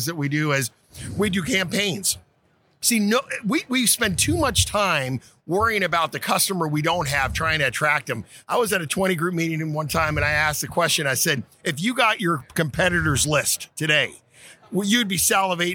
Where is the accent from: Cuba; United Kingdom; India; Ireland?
Cuba; Havana; also born or lived in Portland, Oregon, United States; now in Florida, United States; I was born in Havana, Cuba. I immigrated to the United States in 68, you know, ended up in Portland, Oregon